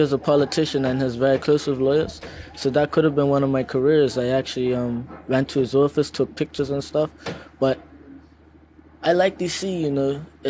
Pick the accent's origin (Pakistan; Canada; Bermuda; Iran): Bermuda; I come from Bermuda